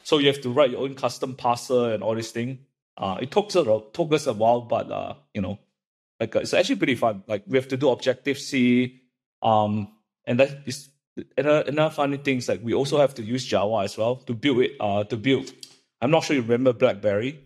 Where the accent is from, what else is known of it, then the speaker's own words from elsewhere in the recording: Malaysia; moved away as an adult; also born or lived in Illinois, United States; I grew up in Malaysia